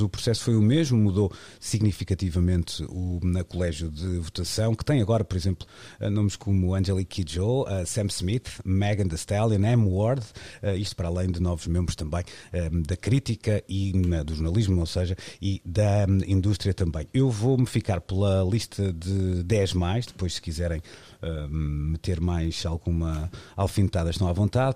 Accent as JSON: {"language": "Portuguese", "town": "Arcozelo", "country": "Portugal", "tie": "born or raised there", "said": "vou utilizar o sítio onde nasci, porque vivo muito bem com isso e com muito orgulho"}